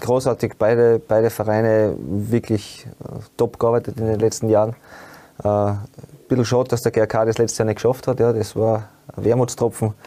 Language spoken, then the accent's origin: German; Upper Styria, Austria; moved away; bei uns in Obersteiermark gekommen sind 500 oder 600 Einwohner und da hat es halt nicht allzu viel gegeben